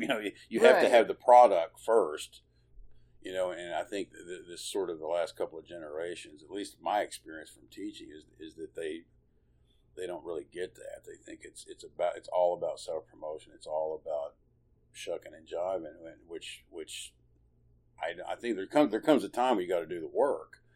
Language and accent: English; Lubbock, Texas, United States; also born or lived in Abilene, Texas; we moved, to Lubbock when I was maybe 2 or 3 years old